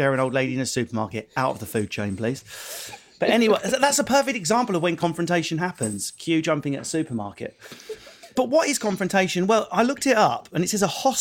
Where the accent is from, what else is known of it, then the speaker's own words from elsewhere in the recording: Essex, East of England, United Kingdom; accent: Essex; seeing as I'm from Essex